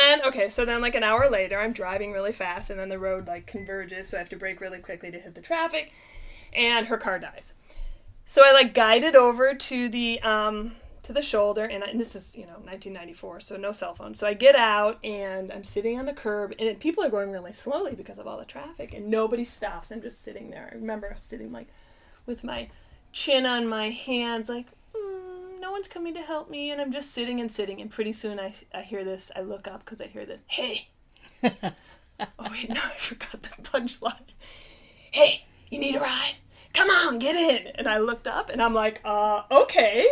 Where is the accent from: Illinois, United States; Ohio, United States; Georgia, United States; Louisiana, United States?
Illinois, United States; I have Illinois plates because, you know, I'm from Illinois.